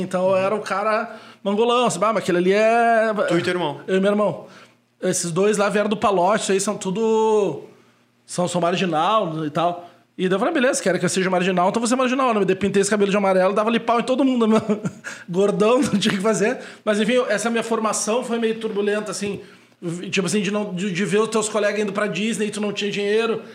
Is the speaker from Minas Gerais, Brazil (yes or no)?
no; Uruguaiana, Rio Grande do Sul, Brazil; moved away; also born or lived in Porto Alegre / Palmeira das Missões / São Francisco de Assis; me criei em Uruguaiana a gente saiu daqui, eu tinha três meses